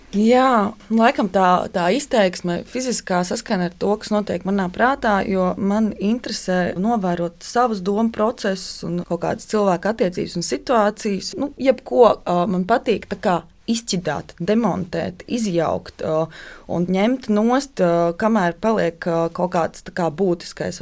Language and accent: Latvian; Kuldīga, Kuldīga Municipality, Latvia; Es esmu dzimusi un augusi Kuldīgā, brīnišķīgā pilsētā.